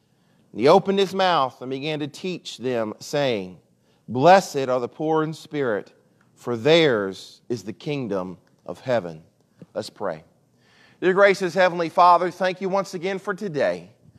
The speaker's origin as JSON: {"language": "English", "region": "Mississippi", "country": "United States", "also_born_or_lived": "Chicago", "said": "So I lived in Chicago for 2.5 years, and I'm from South Mississippi. So I've lost a lot of my accent, but when I went up to Chicago, I had a real deep accent."}